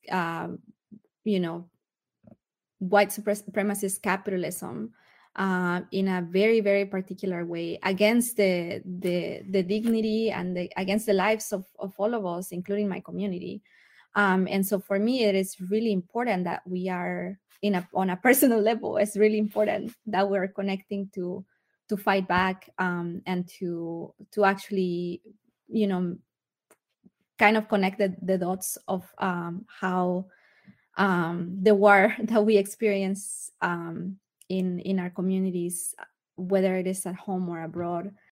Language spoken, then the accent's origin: English; Mexico; now in United States; I'm a migrant from Mexico myself